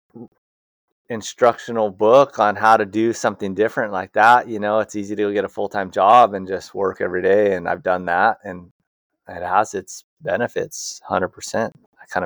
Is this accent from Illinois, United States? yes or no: no; Hawaii, United States; born and raised in Hawaii